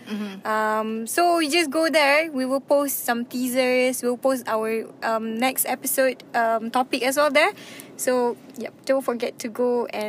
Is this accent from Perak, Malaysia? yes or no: yes; Perak, Malaysia; now in Kuala Lumpur, Malaysia; I'm originally from Perak, right? I shouldn't be, I mean, last time I still voted back in my local kampung. But, because that last time I was there lah. But now I'm living in KL